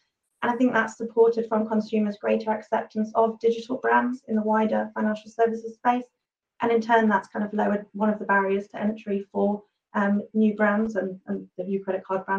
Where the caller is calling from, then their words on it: London, United Kingdom; I'm joining from my home in London, Southeast London.